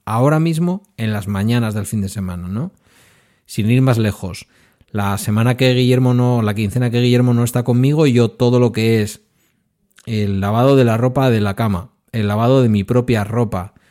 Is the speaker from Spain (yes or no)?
yes; Basque Country, Spain; yo como buen vasco